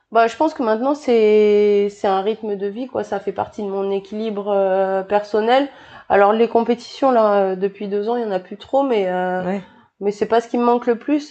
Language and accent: French; New Caledonia; also born or lived in Bordeaux, France / French Guiana / France (studies); je suis née à Bordeaux et euh, je suis arrivée en Nouvelle-Calédonie euh, quand j'avais 9 ans. Ouais. Et euh, avant ça, j'étais en Guyane de, de 5 ans à 9 ans en fait.